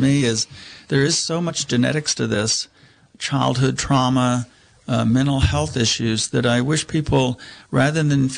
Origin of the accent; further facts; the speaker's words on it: Texas, United States; now in Mendocino County, United States; when I was growing up in Texas